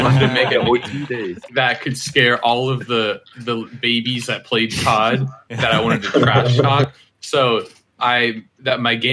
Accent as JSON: {"language": "English", "country": "United States", "said": "I'm from the U.S. of A."}